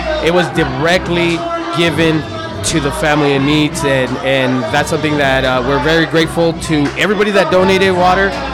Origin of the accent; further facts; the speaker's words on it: Ciudad Juárez, Chihuahua, Mexico; I'm from Juarez.